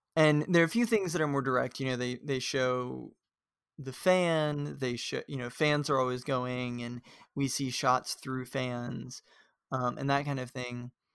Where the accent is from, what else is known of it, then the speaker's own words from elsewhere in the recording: the South, United States; we come from the South